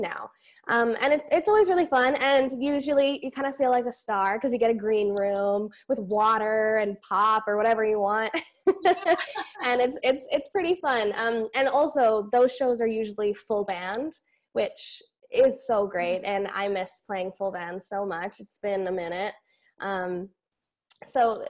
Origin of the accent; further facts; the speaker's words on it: Elk Point, Alberta, Canada; I grew up in Alberta, Northern Alberta. It's a really tiny town called Elk Point